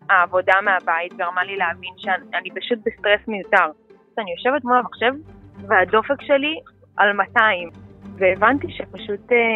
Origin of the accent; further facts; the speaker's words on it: Tel Aviv, Tel Aviv District, Israel; אני בת 25, אני מתל אביב.